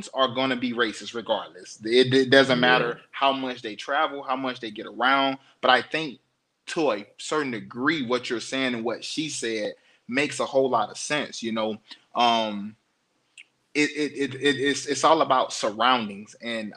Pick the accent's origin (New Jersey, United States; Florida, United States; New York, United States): Florida, United States; the South; I'm from the South. We're talking Florida. We're talking deep in the South country